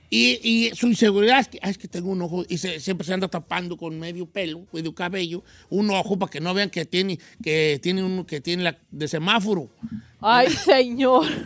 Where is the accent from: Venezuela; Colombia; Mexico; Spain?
Mexico; Nayarit; Nosotros teníamos un restaurancito en la playa, yo soy de Nayarit